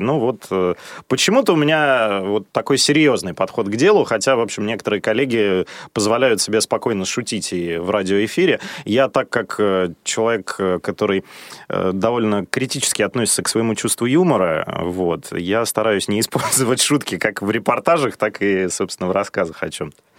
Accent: Odintsovo, Moscow Oblast, Russia; Я вырос в Подмосковье, при том, что родился я в Москве, да, но рос э, в Одинцово

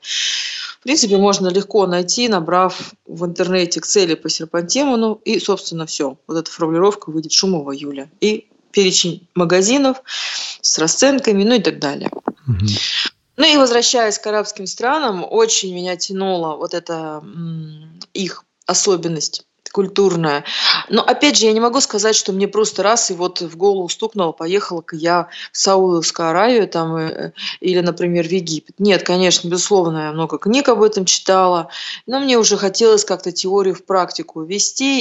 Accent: Urals, Russia; мы с севера, мы с Урала

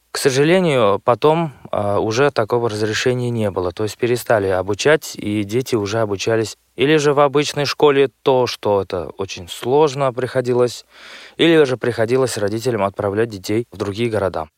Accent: Chistopol, Tatarstan, Russia; Я родом из Республики Татарстан, города Чистополя

